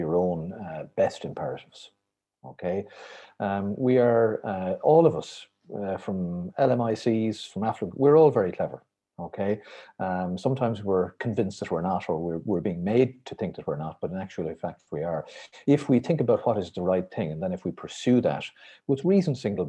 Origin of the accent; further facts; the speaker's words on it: Ireland; when I was growing up, we were all incredibly boring, I'm afraid, white, Catholic